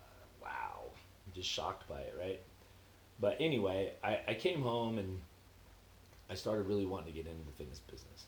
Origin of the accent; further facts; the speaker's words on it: Cathedral City, California, United States; moved away as an adult; also born or lived in Palo Alto; I'm from Cathedral City. I say Palm Springs because nobody knows what Cathedral City is.